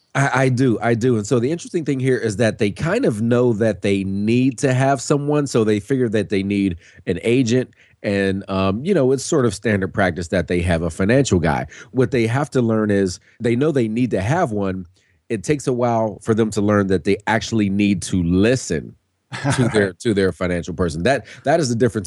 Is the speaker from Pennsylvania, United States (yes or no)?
yes; Pittsburgh, Pennsylvania, United States; I'm born and raised in Pittsburgh